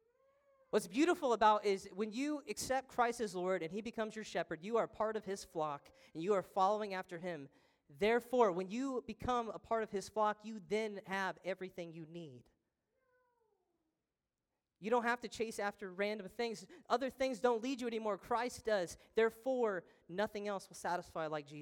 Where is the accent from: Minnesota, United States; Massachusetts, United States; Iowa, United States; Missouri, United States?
Missouri, United States; Trenton; I'm from Trenton, Missouri